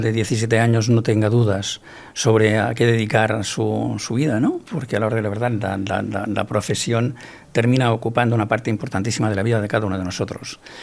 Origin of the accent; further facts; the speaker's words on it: Barcelona, Catalonia, Spain; also born or lived in Cervelló; nací en la ciudad de Barcelona y me desarrollé entre Barcelona y Cervelló, una población de los alrededores de, Barcelona